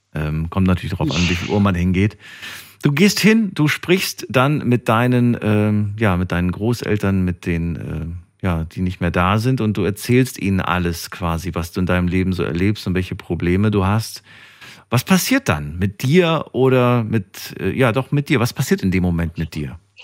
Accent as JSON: {"language": "German", "town": "Frankfurt", "region": "Hesse", "country": "Germany", "said": "Ich komme ja auch aus Frankfurt"}